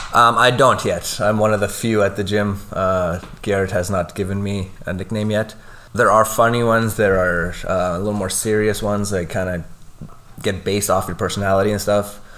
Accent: Lloydminster, Canada; Born and raised in Lloyd, um, which uh, there's not too many of us anymore

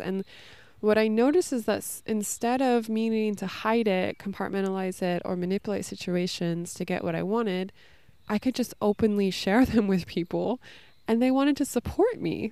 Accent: California, United States; moved away as an adult; also born or lived in New York City; I'm from California originally

